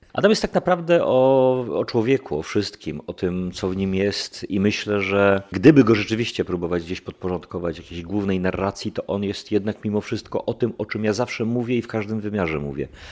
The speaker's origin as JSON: {"language": "Polish", "region": "Silesian Voivodeship", "country": "Poland", "said": "ja jestem Ślązakiem z dziada, pradziada, jestem do tej ziemi bardzo mocno przywiązany"}